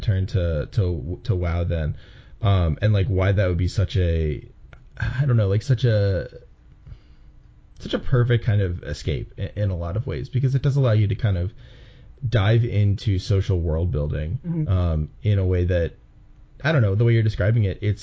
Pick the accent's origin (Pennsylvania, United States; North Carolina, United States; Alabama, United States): Pennsylvania, United States; Philadelphia; moved away as an adult; also born or lived in Chicago; when I was in Chicago, I was always from Philly, and now in a way I'm from Chicago. But yeah, so I'm back in Philly now.